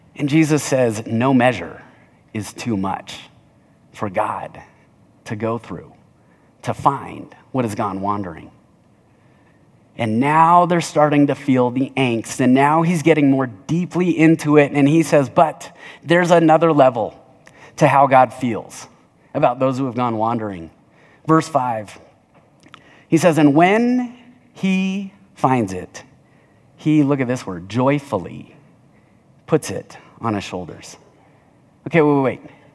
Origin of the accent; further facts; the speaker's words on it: Littleton, United States; I'm from Southside Littleton